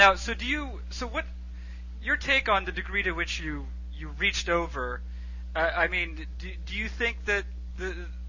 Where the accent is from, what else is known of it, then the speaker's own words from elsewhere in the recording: Boston, Massachusetts, United States; a person who was born and raised in the Boston area.